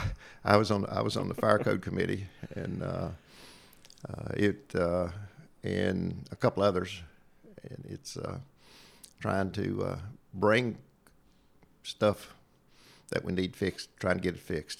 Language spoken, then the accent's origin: English; Southwest Virginia, United States; accent: hillbilly twang; I came from Southwest Virginia and have a little bit of a hillbilly twang